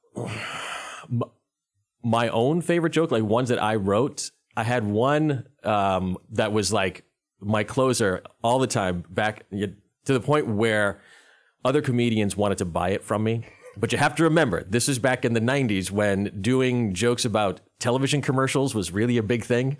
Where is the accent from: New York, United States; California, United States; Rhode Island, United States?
Rhode Island, United States; moved away as an adult; also born or lived in North Carolina; I'm originally from Rhode Island. I'm not from North Carolina.